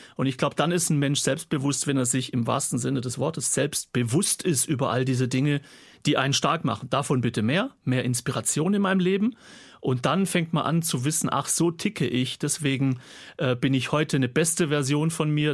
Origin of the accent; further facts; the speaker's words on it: Gaildorf, Baden-Württemberg, Germany; accent: Swabian; also born or lived in Kirchheim unter Teck; ich bin in Deutschland geboren, ich bin ein Schwab, Kirchheim Tech